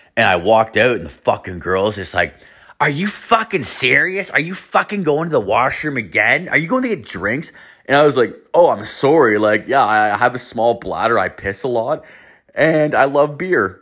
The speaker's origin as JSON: {"language": "English", "country": "Canada", "said": "we're from Canada"}